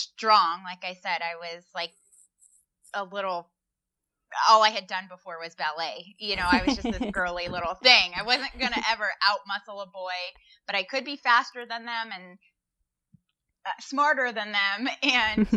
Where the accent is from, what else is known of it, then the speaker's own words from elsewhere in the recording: Walnut Creek, California, United States; moved away as an adult; also born or lived in Midwest; I went to Los Lomas. I grew up in Walnut Creek.